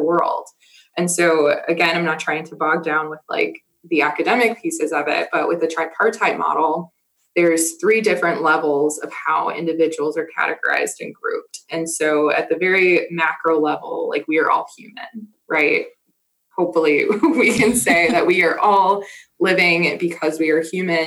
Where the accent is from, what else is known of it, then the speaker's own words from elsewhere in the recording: Milwaukee, Wisconsin, United States; I grew up in Milwaukee, Wisconsin